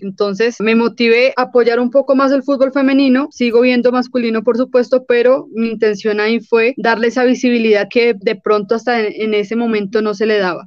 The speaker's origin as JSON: {"language": "Spanish", "country": "Colombia", "said": "porque somos colombianos"}